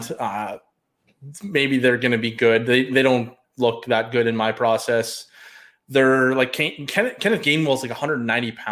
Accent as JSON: {"language": "English", "country": "Canada", "said": "being being a Canadian, it sucks being"}